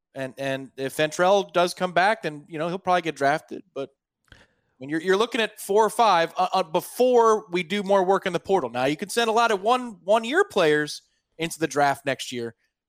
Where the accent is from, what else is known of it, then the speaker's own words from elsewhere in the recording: Tampa, Florida, United States; I grew up in Tampa